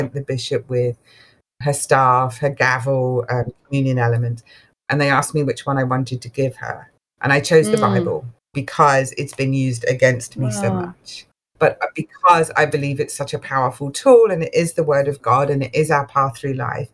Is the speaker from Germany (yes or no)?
no; England, United Kingdom; moved away; I grew up in England, so Church of England predominantly